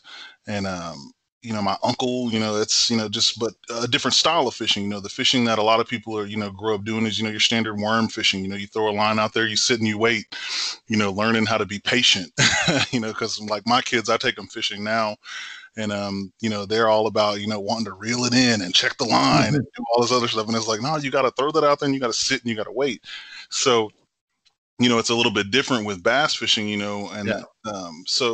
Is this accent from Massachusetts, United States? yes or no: no; Temple, Texas, United States; born or raised there